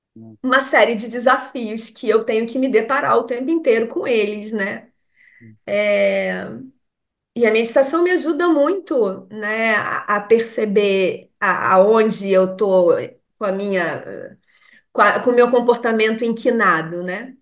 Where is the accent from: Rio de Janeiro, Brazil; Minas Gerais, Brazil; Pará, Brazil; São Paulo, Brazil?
Rio de Janeiro, Brazil; moved away as an adult; a gente é carioca